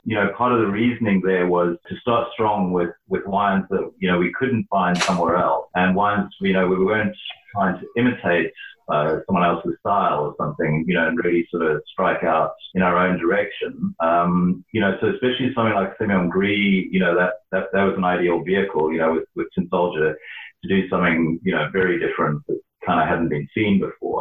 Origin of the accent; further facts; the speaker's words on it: Johannesburg, Gauteng, South Africa; moved away as an adult; also born or lived in Stellenbosch; I grew up in Johannesburg